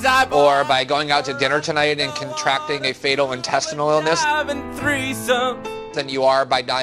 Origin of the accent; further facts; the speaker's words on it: United States; I'm an American citizen.